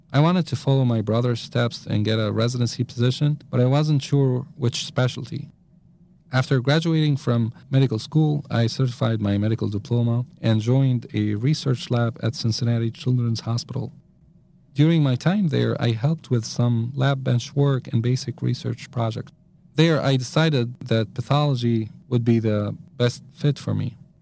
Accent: Damascus, Damascus Governorate, Syria; I was born and raised in Damascus, Syria

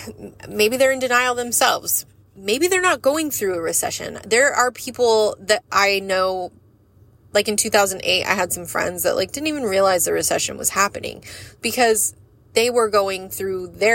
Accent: United States; We as the American people

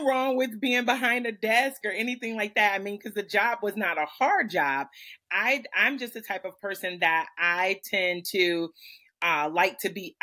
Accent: Michigan, United States; I'm about 20 minutes south of Detroit in the area that here is known as the Downriver area

